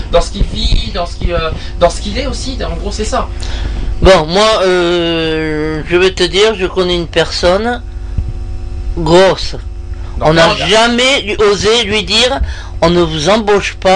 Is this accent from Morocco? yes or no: no; France; moi je suis française et celui qui est devant moi est maghrébin.